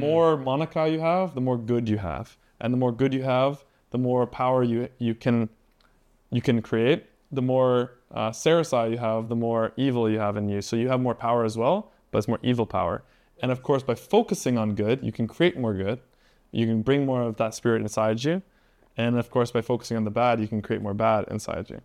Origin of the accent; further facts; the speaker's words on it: Canada; I'm from Canada, I'm not even from America